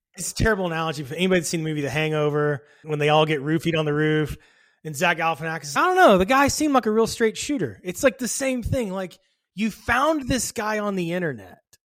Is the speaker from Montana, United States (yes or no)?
no; a suburb of Dallas, Texas, United States; I grew up in a suburb of Dallas, Texas